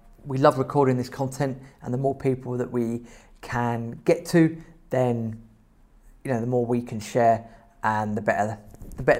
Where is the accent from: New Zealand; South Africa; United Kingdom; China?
United Kingdom; England; we're English